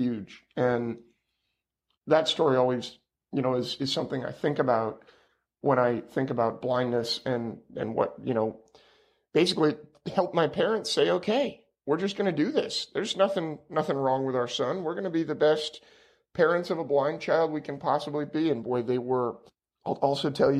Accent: Petaluma, California, United States; I was raised in Petaluma, California, which is just north of San Francisco, about 40 miles

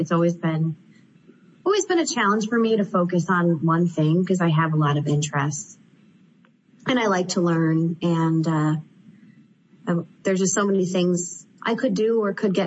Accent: Joliet, Illinois, United States; I grew up in Joliet, Illinois, which is about 40 miles southwest of Chicago.

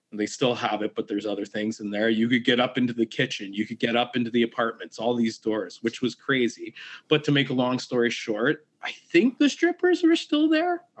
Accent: Kingston, Ontario, Canada; I'm from Kingston

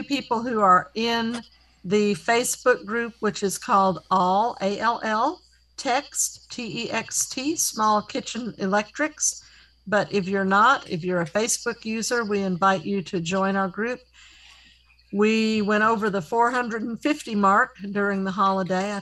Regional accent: Tennessee, United States; also born or lived in Rhode Island; We went to the school for the blind starting when we were 9 years old

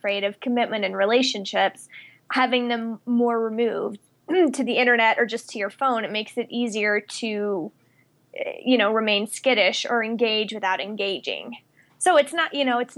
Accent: Mississippi, United States; moved away as an adult; also born or lived in California / Washington, D.C. / Colorado Springs; now in Colorado, United States; I am originally from Mississippi. And I first left when I went to college in California

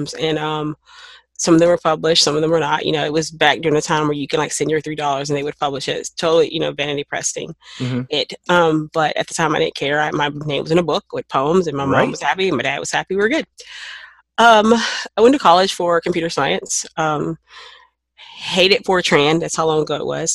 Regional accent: Knoxville, Tennessee, United States; moved away; also born or lived in New Mexico; I'm from Knoxville, Tennessee. That's not a small city

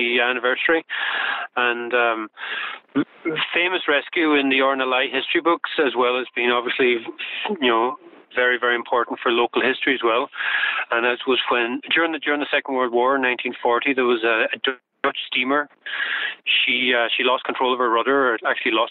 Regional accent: Ireland; moved away as an adult; also born or lived in Galway / United States; I would have grown up fishing around the island with my father and other members of the community

